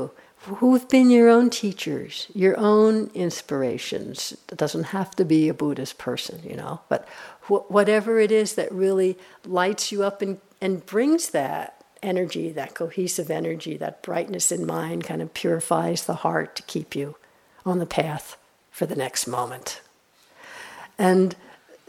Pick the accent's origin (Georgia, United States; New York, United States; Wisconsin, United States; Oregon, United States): New York, United States; I'm from New York